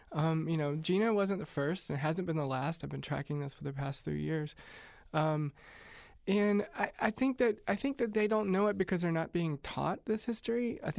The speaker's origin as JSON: {"language": "English", "town": "Orangeburg", "region": "South Carolina", "country": "United States", "tie": "born or raised there", "said": "One of the first lynchings that I knew anything about happened in my hometown of Orangeburg, South Carolina"}